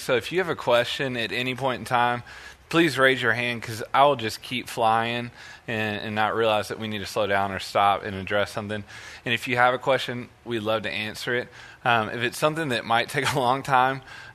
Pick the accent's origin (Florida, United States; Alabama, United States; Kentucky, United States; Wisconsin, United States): Alabama, United States; Birmingham; also born or lived in Missouri; now in Texas, United States; I am actually from Birmingham, Alabama